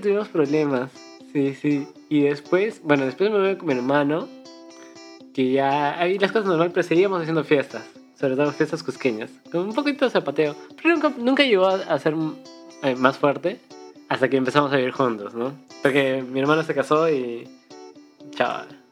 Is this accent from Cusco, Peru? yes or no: yes; Cusco, Peru; now in Lima, Peru; me mudé a Lima y. Porque somos de Cusco